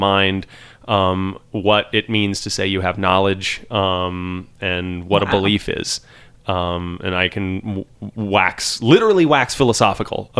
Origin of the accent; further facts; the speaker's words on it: Lake Charles, Louisiana, United States; moved away as an adult; also born or lived in New Orleans, Louisiana / Austin, Texas; I'm from Lake Charles, Louisiana